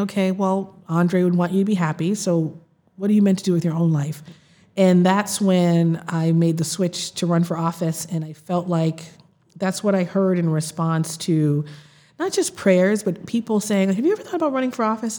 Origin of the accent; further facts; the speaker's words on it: Boston, Massachusetts, United States; also born or lived in Mattapan, Boston / Princeton / Los Angeles; I grew up in Roxbury in the South End